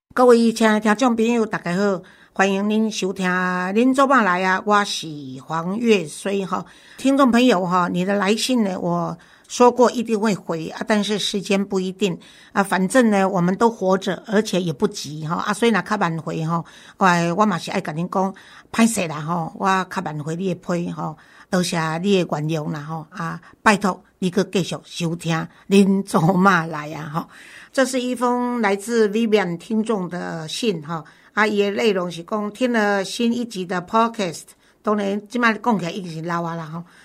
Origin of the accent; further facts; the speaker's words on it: Taiwan; 身为台湾人